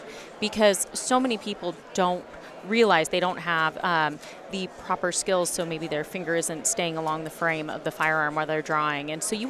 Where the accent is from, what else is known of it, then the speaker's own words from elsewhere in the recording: Oregon, United States; now in California, United States; So born and raised in Northern California, which is very much like Oregon, where I'm from.